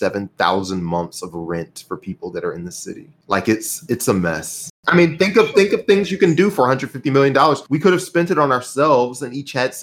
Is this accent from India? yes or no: no; the South, United States; we're all from the South.